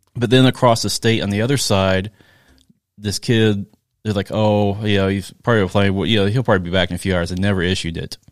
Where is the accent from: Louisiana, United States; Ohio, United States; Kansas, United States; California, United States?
Kansas, United States; Chanute; where I grew up in Chanute